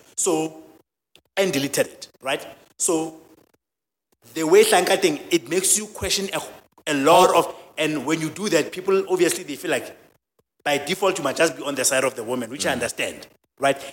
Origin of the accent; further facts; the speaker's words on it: Soweto, Gauteng, South Africa; also born or lived in a village; I grew up in a village. I was born in a village, I've, and the dynamics are different, and the gender dynamics are different. And I've grew, I grew up in Soweto, which is a township.